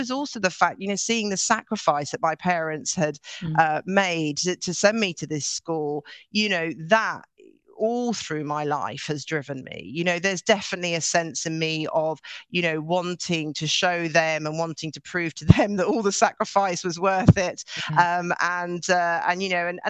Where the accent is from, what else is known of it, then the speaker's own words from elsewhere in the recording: Norway; now in London, United Kingdom; I grew up in Norway, and I grew up with parents who ran their own business